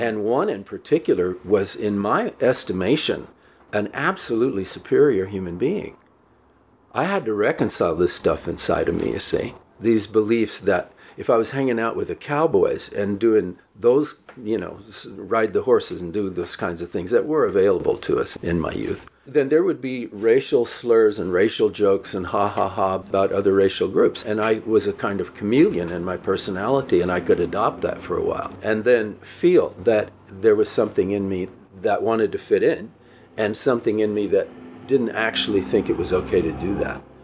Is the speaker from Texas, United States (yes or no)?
yes; El Paso, Texas, United States; also born or lived in New York / New Jersey; I grew up in El Paso